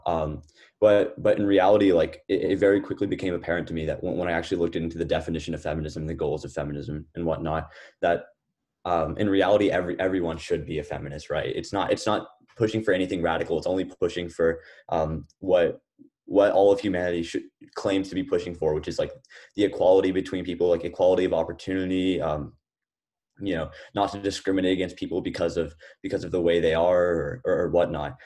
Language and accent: English; Lubbock, Texas, United States; moved away as an adult; also born or lived in Atlanta, Georgia; I was born in Atlanta, Georgia, but I actually spent my whole life growing up in Lubbock, Texas.